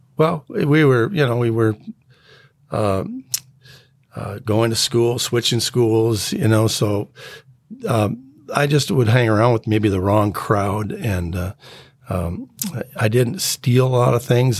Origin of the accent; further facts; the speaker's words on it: North Saint Paul, Minnesota, United States; also born or lived in Spokane, Washington; I grew up in Spokane, Washington, up until about fourth grade, then from fourth grade to the rest of my life, I've been here in Minnesota